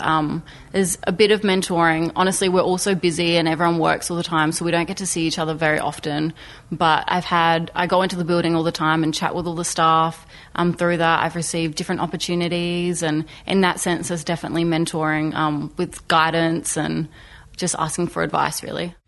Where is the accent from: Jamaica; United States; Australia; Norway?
Australia; Port Augusta, South Australia; now in Adelaide, Australia; I'm an Indigenous artist um, who lives in Adelaide. I'm 21 and I'm from Port Augusta.